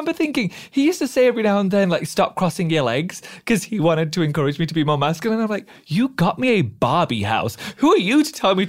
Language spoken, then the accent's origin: English; Doncaster, Yorkshire and the Humber, United Kingdom; we had the most lovely little childhood in Doncaster.